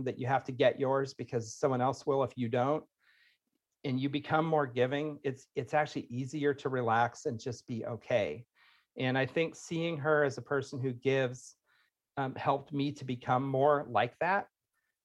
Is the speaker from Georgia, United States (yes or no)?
no; Indiana, United States; moved away as an adult; also born or lived in Florida; I'm from Indiana, so it's like we moved all over